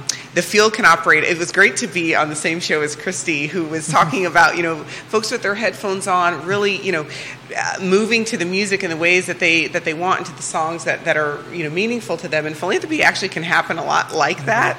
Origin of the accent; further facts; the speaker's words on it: Iowa, United States; moved away as an adult; now in Virginia, United States; I am originally from Iowa. I'm an Iowa farm girl.